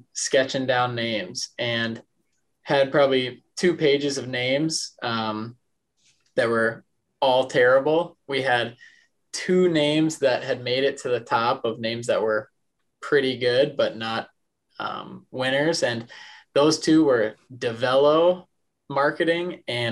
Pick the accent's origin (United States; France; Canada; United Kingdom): United States; Detroit Lakes, Minnesota; moved away as an adult; also born or lived in Mankato, Minnesota; now in Omaha, United States; born and raised in Detroit Lakes, Minnesota. Grew up there